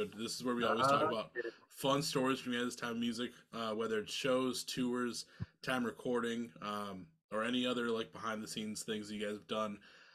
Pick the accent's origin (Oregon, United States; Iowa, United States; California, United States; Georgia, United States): Iowa, United States; now in Minnesota, United States; I'm originally from Iowa, but I live in Minnesota now.